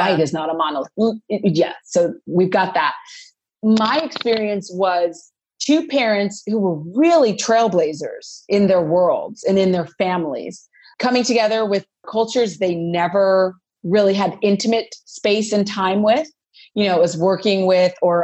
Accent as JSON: {"language": "English", "town": "Los Angeles", "region": "California", "country": "United States", "tie": "born or raised there", "said": "I'm from Los Angeles, grew up in LA."}